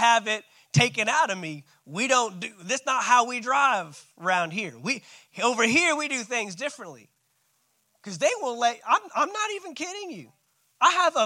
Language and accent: English; Fort Worth, Texas, United States; moved away; also born or lived in St. Augustine, Florida / Valdosta, Georgia; I'm a city boy, man. I'm from Fort Worth, Texas.